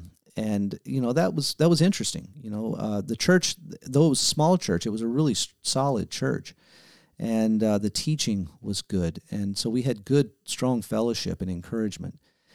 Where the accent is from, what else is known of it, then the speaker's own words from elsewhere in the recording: Memphis, Tennessee, United States; born there; also born or lived in Abbeville, Louisiana; I was born in Memphis, Tennessee and lived in 1, 2, 3, 4, 5, 6, 7. I think it was seven different states. Eight or nine different homes before we finally settled down in Abbeville, Louisiana.